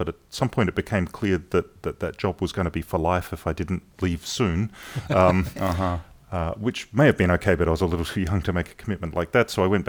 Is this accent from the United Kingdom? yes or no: no; Adelaide, South Australia, Australia; moved away as an adult; now in Southern California, United States; So I was born and raised in Adelaide in South Australia.